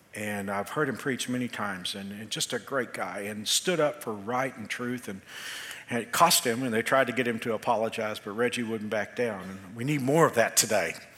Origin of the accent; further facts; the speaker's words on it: Texas, United States; I came from Texas